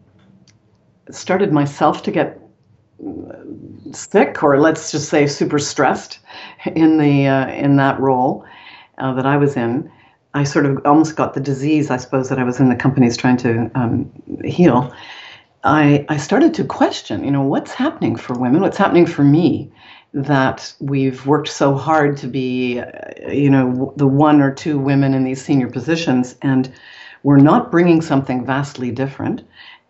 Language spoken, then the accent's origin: English; Canada; moved away as an adult; also born or lived in Paris, France; I'm Canadian.